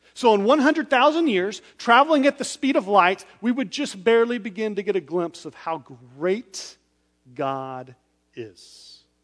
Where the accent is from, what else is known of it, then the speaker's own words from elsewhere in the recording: West Texas, United States; I was born in West Texas on open roads where there was barely a speed limit